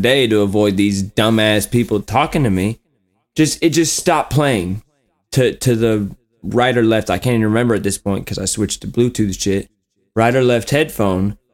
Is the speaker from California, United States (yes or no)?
no; Warsaw, Indiana, United States; born or raised there; moved away